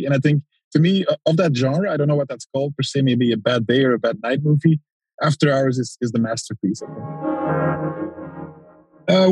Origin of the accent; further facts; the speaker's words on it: Antwerp, Flanders, Belgium; I'm from Antwerp, which is a city in Belgium